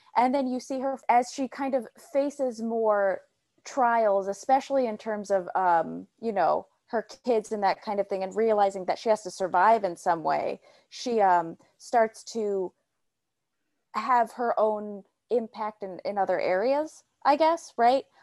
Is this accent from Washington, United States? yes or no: no; Illinois, United States; I'm from Illinois